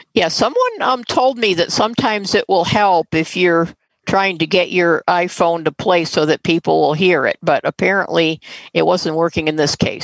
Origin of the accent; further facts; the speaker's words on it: St. Clair Shores, Michigan, United States; my hometown st clair shores